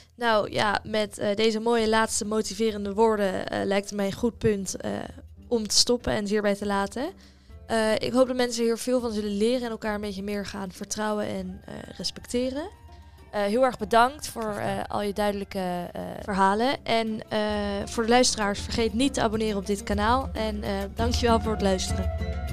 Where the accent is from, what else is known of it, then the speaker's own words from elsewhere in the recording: Netherlands; wij iets als Nederlanders